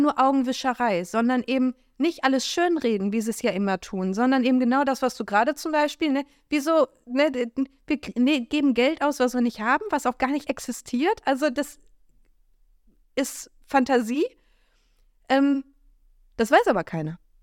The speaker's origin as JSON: {"language": "German", "country": "Germany", "said": "wir Deutsche"}